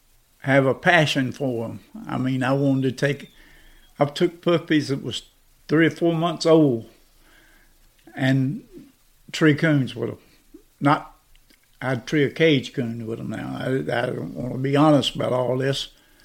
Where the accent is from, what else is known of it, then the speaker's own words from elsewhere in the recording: Perkins, Georgia, United States; And I just grew up my life in them woods. Then I moved back to Perkins, Georgia, my hometown.